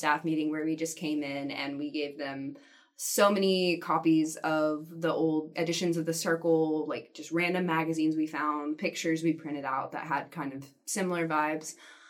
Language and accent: English; Nashville, Tennessee, United States; I'm from Nashville, and I enjoy writing a lot